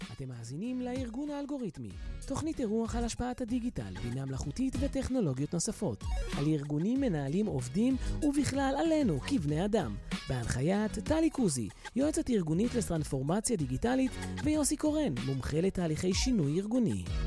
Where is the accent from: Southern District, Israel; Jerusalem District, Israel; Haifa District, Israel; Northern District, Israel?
Southern District, Israel; Beersheba; also born or lived in United States; אני נולדתי בבאר שבע. גדלתי בבאר שבע, בדרום